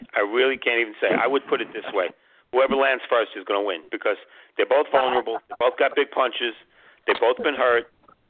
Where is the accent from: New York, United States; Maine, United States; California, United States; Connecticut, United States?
New York, United States; New York City; I'm from Brooklyn.